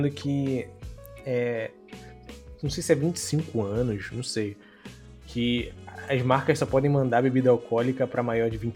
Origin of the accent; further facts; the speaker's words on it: Brazil; Já não basta ser brasileiro, tem que ser excluído. Só porque sou brasileiro, cara.